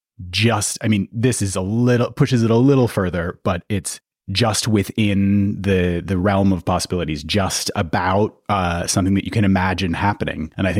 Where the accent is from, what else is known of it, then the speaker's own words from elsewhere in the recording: United Kingdom; also born or lived in United States; I'm British and American